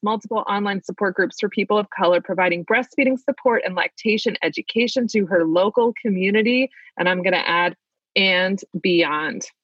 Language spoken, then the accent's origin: English; Maryland, United States; accent: Maryland (Baltimore); my Maryland accent